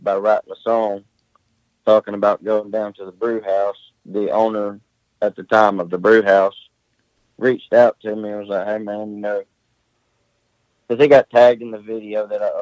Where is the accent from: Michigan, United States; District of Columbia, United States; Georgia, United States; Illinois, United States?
Georgia, United States; Silver Creek; It's a little place called Silver Creek, Georgia. It's actually right outside of Rome, Georgia, about 20 minutes away. But I was born and raised right here around Rome, so that's my hometown